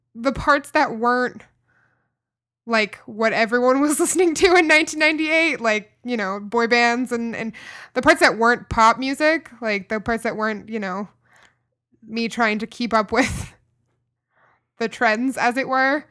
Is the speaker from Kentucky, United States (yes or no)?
yes; Kentucky, United States; a girl growing up in Kentucky